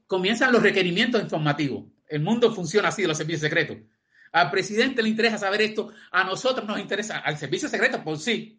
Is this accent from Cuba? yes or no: yes; Cuba; moved away as an adult; now in Spain; como cubano